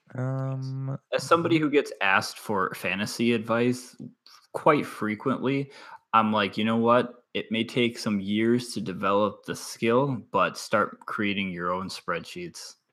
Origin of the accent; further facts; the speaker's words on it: Wisconsin, United States; I'm from Wisconsin